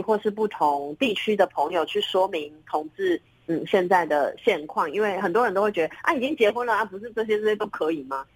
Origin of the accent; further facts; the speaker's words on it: Taiwan; 我的国家不让我在我自己的，呃，土地上生我们台湾人的小孩